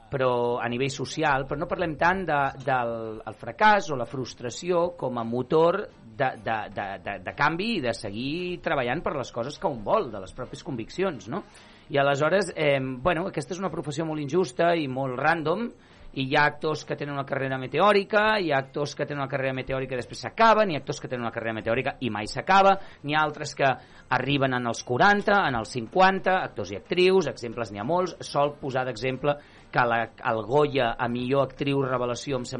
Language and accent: Catalan; Catalonia, Spain; first language Catalan